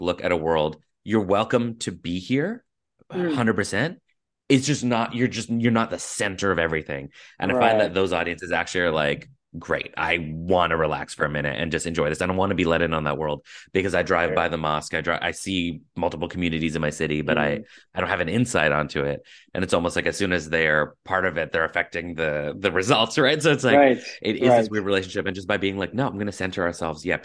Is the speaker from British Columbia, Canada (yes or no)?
yes; Surrey, British Columbia, Canada; moved away as an adult; now in United States; growing up in Surrey, very South Asian heavy city